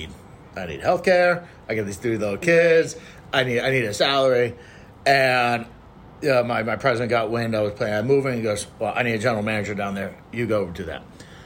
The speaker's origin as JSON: {"language": "English", "town": "New York City", "region": "New York", "country": "United States", "tie": "born or raised there", "also_born_or_lived": "Miami", "moved": "as an adult", "lives_now": "Houston, United States", "said": "growing up in New York."}